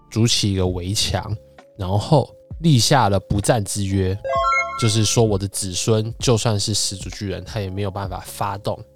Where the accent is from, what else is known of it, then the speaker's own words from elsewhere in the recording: Taiwan; moved away; also born or lived in mainland China; 我们身为台湾人